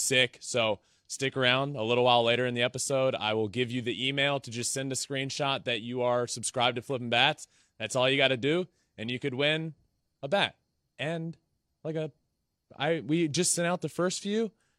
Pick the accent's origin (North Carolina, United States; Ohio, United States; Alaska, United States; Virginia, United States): Virginia, United States; The East Coast. I'm from Virginia.